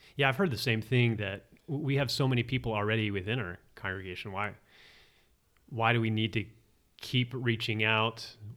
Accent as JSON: {"language": "English", "region": "Arizona", "country": "United States", "said": "I'm from Arizona"}